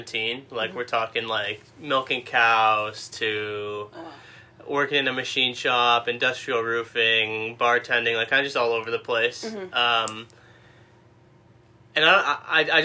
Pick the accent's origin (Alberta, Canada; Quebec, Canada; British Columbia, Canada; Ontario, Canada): Ontario, Canada; Mississauga; now in Cambridge, Canada; Born and raised Mississauga, and right now I live in Cambridge, just outside of Kitchener-Waterloo